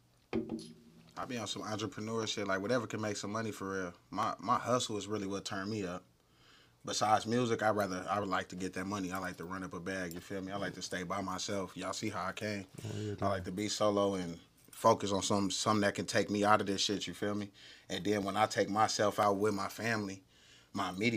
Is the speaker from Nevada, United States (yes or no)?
yes; North Las Vegas, Nevada, United States; North Las Vegas, Nevada, 89030.